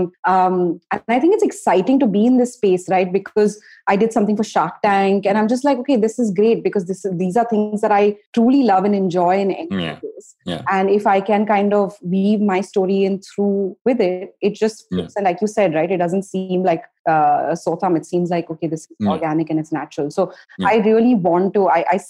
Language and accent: English; India; as an Indian entrepreneur